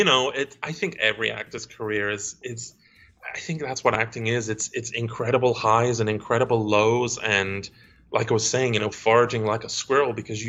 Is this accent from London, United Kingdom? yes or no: no; Stoke-on-Trent, West Midlands, United Kingdom; accent: Stoke-on-Trent; I'm from Stoke-on-Trent. Yeah. So if I talk to my parents over Skype, then the old Stoke-on-Trent accent comes out to play.